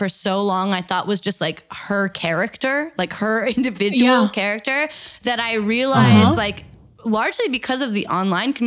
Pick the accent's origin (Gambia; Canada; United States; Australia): United States; Eugene, Oregon; I grew up in Eugene, Oregon